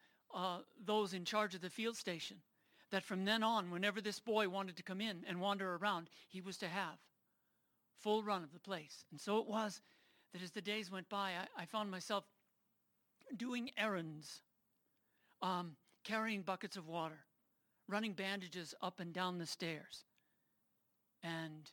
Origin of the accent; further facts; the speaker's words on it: New York City, New York, United States; now in Colorado Springs, United States; I was born not here in Colorado Springs or even in Colorado, but in New York City, and raised in a family